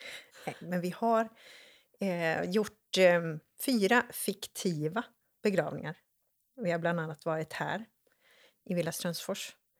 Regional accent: Borås, Västra Götaland, Sweden; jag är uppväxt i Borås

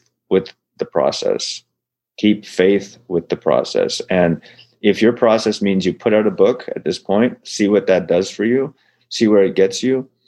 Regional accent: Ottawa, Ontario, Canada; moved away as an adult; also born or lived in Montreal / Toronto / California; now in Sacramento, United States; I grew up in Ontario. The capital city of Ottawa is in Ontario. That's where I grew up.

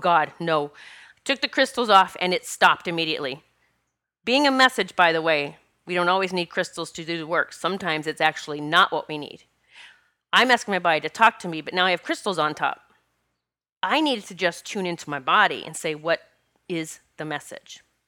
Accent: Rapid City, South Dakota, United States; I grew up in Rapid City, South Dakota

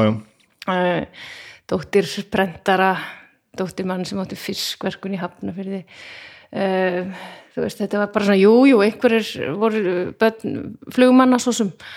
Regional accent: Garðabær, Capital Region, Iceland; þetta var raunverulega sveit þegar ég ólst upp, ég ólst upp á sagt, no, hérna, garða, ekki garðaholtinu þannig upp á raunsholtinu

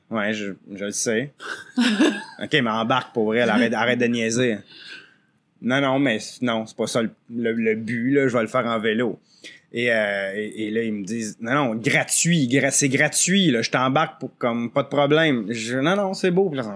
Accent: L'Orignal, Ontario, Canada; also born or lived in Quebec; je viens de, l'Est ontarien, de Lorignal, un village là, qui, est juste, sur la frontière. Donc, toute ma vie, j'ai comme alterné Québec-Ontario à l'école ou à travail

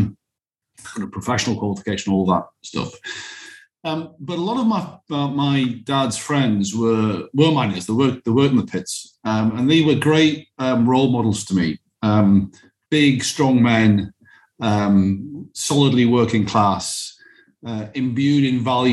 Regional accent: Alnwick, North East England, United Kingdom; I grew up in the Northeast, as you said. I had a lovely upbringing. I grew up in a town called Alnwick.

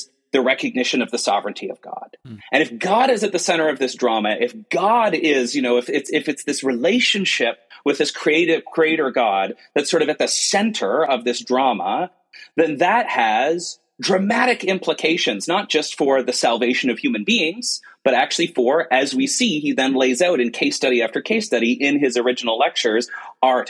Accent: Canada; as a Canadian Calvinist

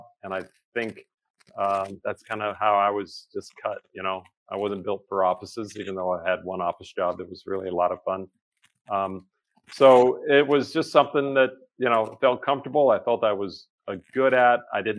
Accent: Memphis, Tennessee, United States; born there; My dad was in radio and television where I was born in Memphis, Tennessee.

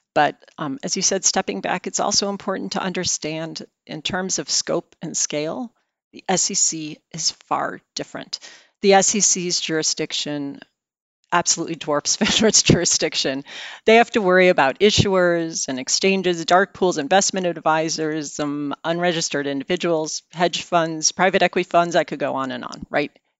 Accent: outside of Chicago, Illinois, United States; moved away; I am a Midwesterner, something many people don't know. I grew up outside of Chicago

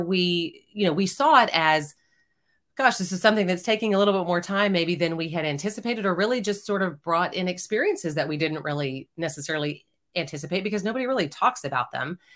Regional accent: Houston, Texas, United States; now in Austin, United States; I grew up in Houston, Texas

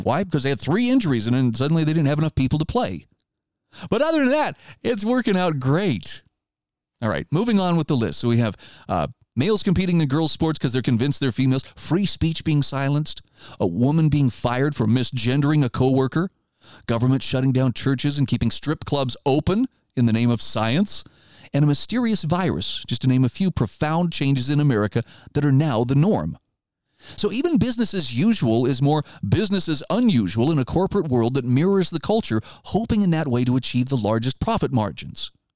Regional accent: Idaho, United States; my home state of Idaho

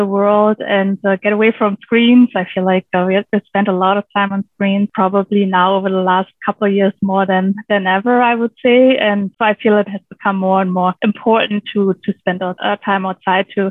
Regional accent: Germany; now in British Columbia, Canada; I grew up on a farm in rural in Germany, rural Germany, and really close to the Baltic Sea

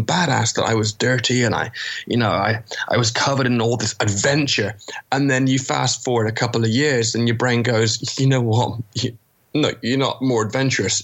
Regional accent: England, United Kingdom; moved away; I'm English.

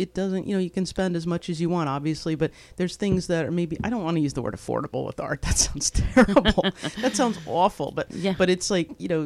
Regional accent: Indiana, United States; I'm from Indiana

